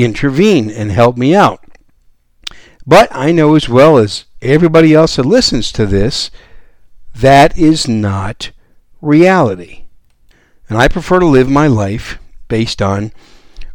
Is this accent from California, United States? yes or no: no; Wisconsin, United States; also born or lived in New York City, United States; now in San Antonio, United States; I was born in New York City, raised in Wisconsin as a cheesehead, and now I live down here in the great gun-friendly state of Texas